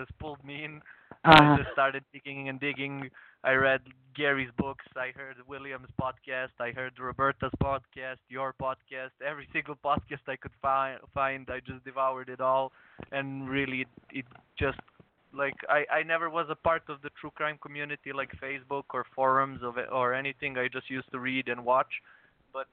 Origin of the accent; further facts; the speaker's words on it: Serbia; I'm from Serbia